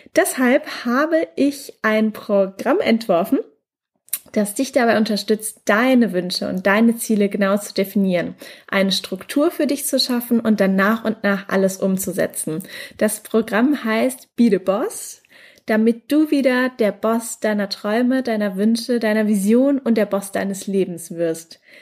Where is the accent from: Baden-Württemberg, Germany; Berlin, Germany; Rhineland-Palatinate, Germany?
Baden-Württemberg, Germany; Mannheim; moved away; Gerade bin ich noch in meiner Heimatstadt in Mannheim